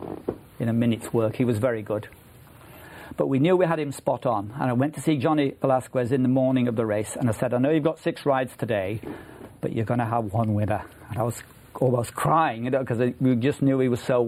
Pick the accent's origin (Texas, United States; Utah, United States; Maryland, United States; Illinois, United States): Maryland, United States; I'm a farmer from Maryland